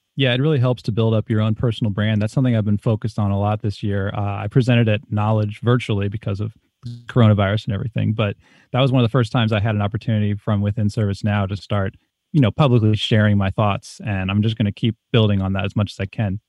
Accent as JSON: {"language": "English", "region": "East Coast", "country": "United States", "tie": "born or raised there", "moved": "as an adult", "said": "I grew up on the East Coast"}